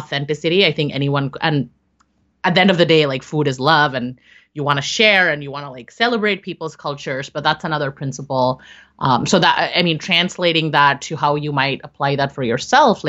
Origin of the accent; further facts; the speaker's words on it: India; I'm Indian